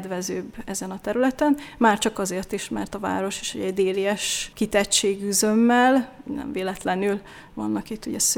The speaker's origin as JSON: {"language": "Hungarian", "town": "Eger", "region": "Heves", "country": "Hungary", "tie": "born or raised there", "also_born_or_lived": "Debrecen", "said": "hiszen egriként itt az általános iskolát ha ez az egrieknek mond valamit, a kettes számú gyakorló iskolában kezdtem, hogy ez a Barkóci téri épület"}